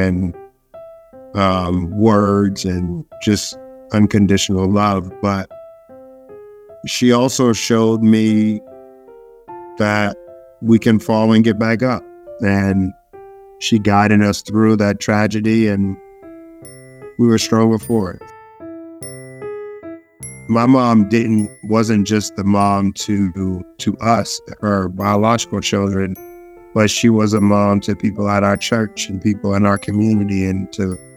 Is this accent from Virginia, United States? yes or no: no; Boston, Massachusetts, United States; I was born and raised in Dorchester, Massachusetts